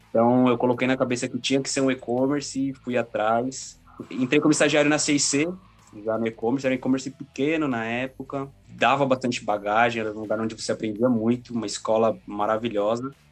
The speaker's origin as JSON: {"language": "Portuguese", "area": "ABC Paulista", "region": "São Paulo", "country": "Brazil", "tie": "born or raised there", "said": "do ABC, nascido e criado no ABC Paulista."}